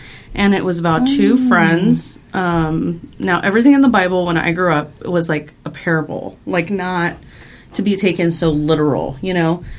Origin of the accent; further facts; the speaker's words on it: Avondale, Arizona, United States; moved away; also born or lived in Phoenix, Arizona; I'm originally from Phoenix, born and raised, but I grew up on the west side. So I grew up on in Avondale